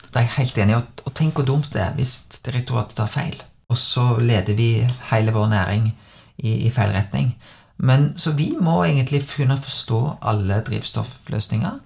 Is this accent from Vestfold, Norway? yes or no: no; Bømlo, Vestland, Norway; jeg er født på Bømlo. Og, og når jeg var vokst opp